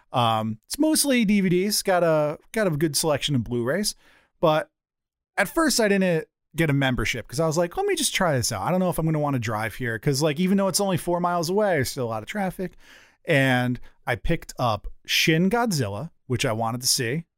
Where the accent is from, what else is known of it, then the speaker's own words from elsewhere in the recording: one town over from Hampton, Connecticut, United States; It's one town over from my hometown.